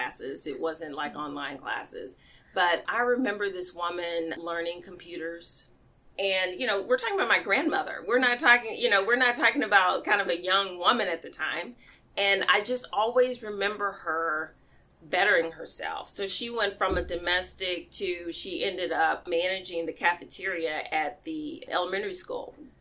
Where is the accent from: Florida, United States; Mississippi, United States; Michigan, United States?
Mississippi, United States; Mississippi Delta, United States; I was raised in the Mississippi Delta, mm-hmm. by my grandparents